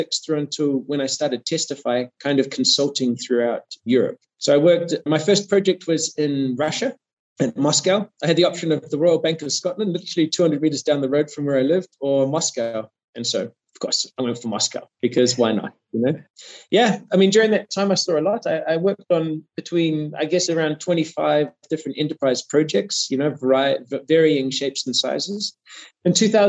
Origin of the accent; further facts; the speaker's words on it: New Zealand; moved away as an adult; now in Germany; I'm from New Zealand originally. I did my studies back in New Zealand.